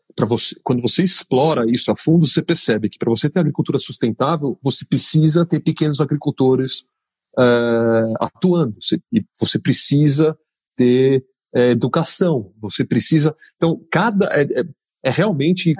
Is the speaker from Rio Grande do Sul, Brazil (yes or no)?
no; São Paulo, Brazil; eu sou paulistano, nascido e criado aqui